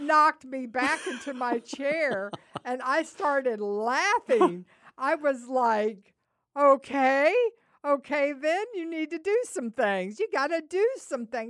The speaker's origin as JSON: {"language": "English", "region": "the South", "country": "United States", "said": "we're from the South"}